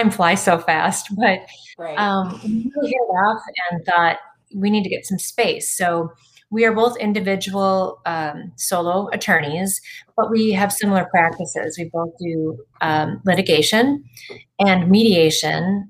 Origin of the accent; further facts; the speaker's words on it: Burnsville, Minnesota, United States; also born or lived in Moorhead, Minnesota; I grew up in the area. I grew up in Burnsville